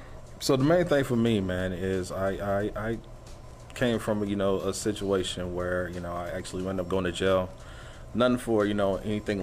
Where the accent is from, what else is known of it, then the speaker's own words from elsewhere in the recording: Fort Worth, Texas, United States; I'm originally from Fort Worth, Texas. That's where I actually grew up, on the west side of Fort Worth.